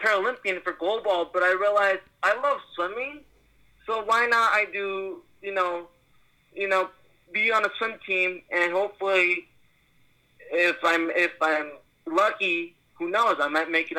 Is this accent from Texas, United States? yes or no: no; New York, United States; I even got to meet people from my hometown, New York.